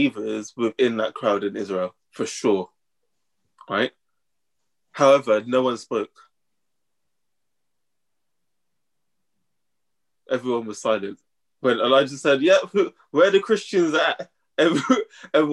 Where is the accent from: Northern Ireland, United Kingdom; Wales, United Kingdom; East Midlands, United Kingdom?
East Midlands, United Kingdom; Northampton; we're from Northampton